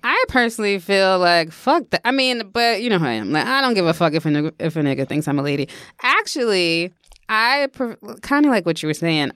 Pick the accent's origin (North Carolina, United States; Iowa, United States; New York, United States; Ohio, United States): New York, United States; we grew up in New York